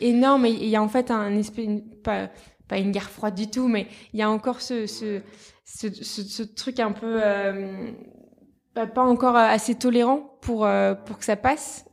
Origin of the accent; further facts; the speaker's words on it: south of France, France; moved away; also born or lived in Paris; Maintenant je travaille à Paris mais à la base je viens du sud de la France